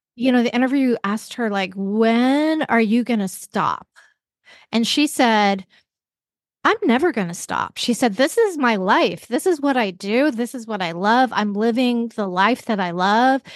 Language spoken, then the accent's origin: English; Vancouver, British Columbia, Canada; also born or lived in Seattle area; now in Seattle, United States; I live in the Seattle area, but I grew up in Vancouver, British Columbia